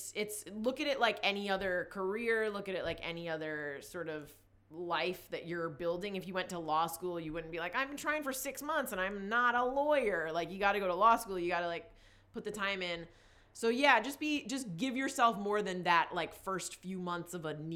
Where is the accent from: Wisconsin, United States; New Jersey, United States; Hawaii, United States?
New Jersey, United States; now in Los Angeles, United States; I'm from New Jersey, like a very, very small town in New Jersey.